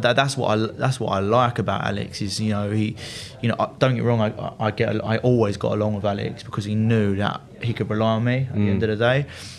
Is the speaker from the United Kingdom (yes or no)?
yes; Loughton, East of England, United Kingdom; I grew up in Essex in Loughton.